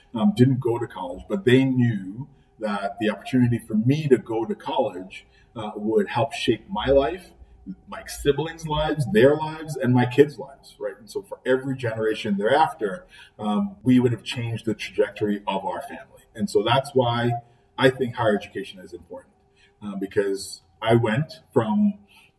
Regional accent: Trinidad & Tobago; moved away as an adult; now in Buffalo, United States; I'm an immigrant. I grew up in Trinidad and Tobago.

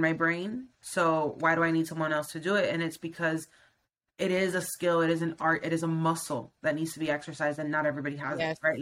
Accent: Miami, Florida, United States; moved away as an adult; I'm from Miami, Florida.

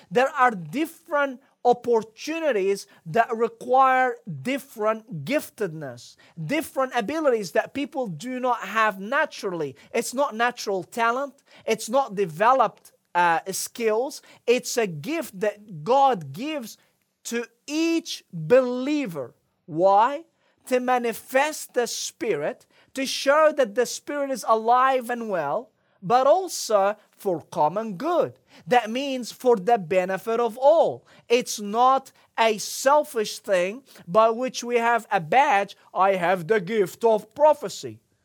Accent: Egypt; moved away; growing up in Egypt

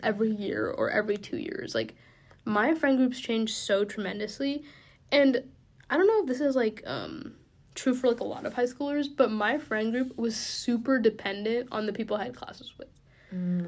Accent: Bellevue, Washington, United States; moved away as an adult; I grew up in Bellevue, which is like twenty minutes east of Seattle

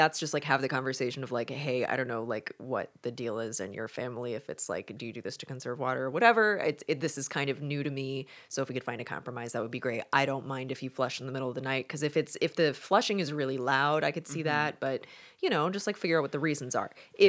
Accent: Oklahoma, United States; anything that would scare the average Southern parents as we're from Oklahoma.

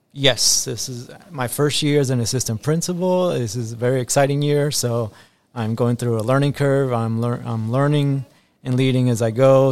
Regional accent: Tampa, Florida, United States; English is a second language; also born or lived in Guayaquil, Ecuador; I was born in Guayaquil, Ecuador, and then I came to the United States at age five and grew up in the United States and specifically in Tampa, Florida

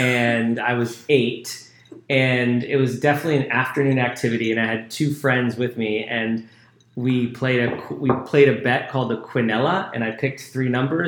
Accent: New York, United States; born or raised there; now in Miami, United States

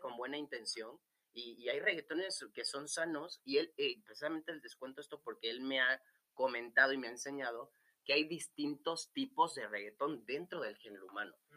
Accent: Venezuela; yo soy venezolano, soy de una cultura súper movida.

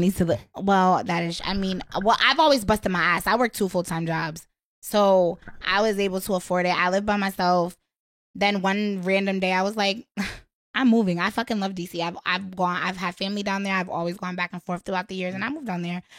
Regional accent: Waterbury, Connecticut, United States; now in Washington, D.C., United States; I'm from Waterbury, but I currently live in D C

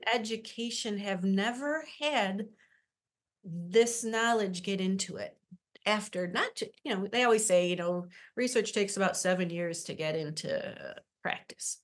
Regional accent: Syracuse, New York, United States; I am from Syracuse, been, uh, born right up the street in the hospital here, and have worked in the central New York area my whole life

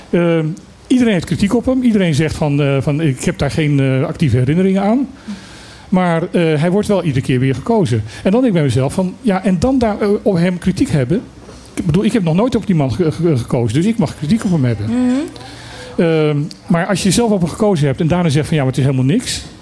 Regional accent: Netherlands; We zijn Nederlanders, hè, dus heel hardleers.

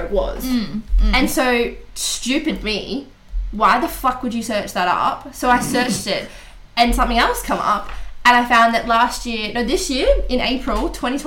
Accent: Australia; I'm Australian

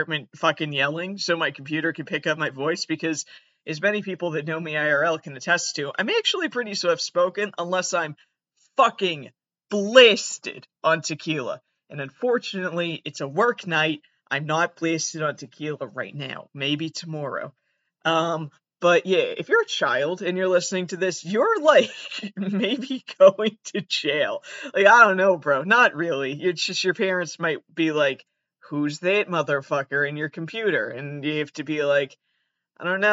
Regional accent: Massachusetts, United States; I'm actually from Massachusetts. Not Canada

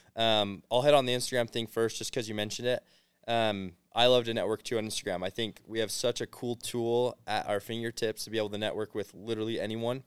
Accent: Arizona, United States; moved away as an adult; now in Provo, United States; I'm from Arizona originally

